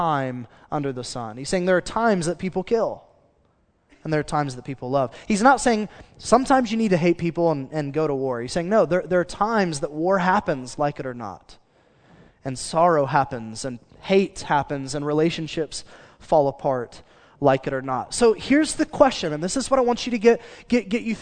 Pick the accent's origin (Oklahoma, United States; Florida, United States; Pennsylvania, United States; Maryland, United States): Oklahoma, United States; Choctaw; I grew up in Choctaw, which is as country as it sounds